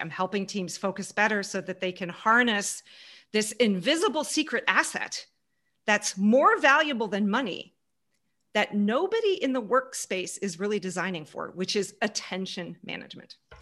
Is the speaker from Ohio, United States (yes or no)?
no; Houston, Texas, United States; moved away; also born or lived in Germany / Munich, Germany / Canada; I grew up in Houston, right behind Mission Control, right behind NASA Space Station, NASA Space Center